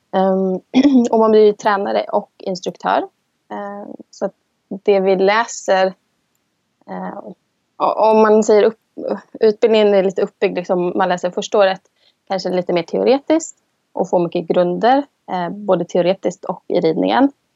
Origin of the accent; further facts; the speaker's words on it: Sweden; moved away as an adult; now in Iceland; Jag som svensk